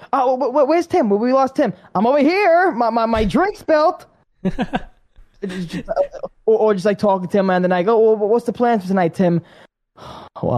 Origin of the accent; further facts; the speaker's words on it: New York, United States; growing up in New York